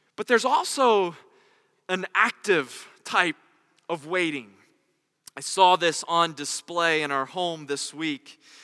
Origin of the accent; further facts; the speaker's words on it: North Carolina, United States; As a good Southern Christian boy growing up in North Carolina, my first job was at Chick fil